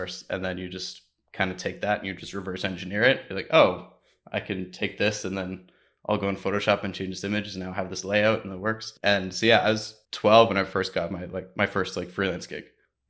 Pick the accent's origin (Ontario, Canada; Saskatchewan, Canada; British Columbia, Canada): Ontario, Canada; So like I was big in the music scene growing up outside of Toronto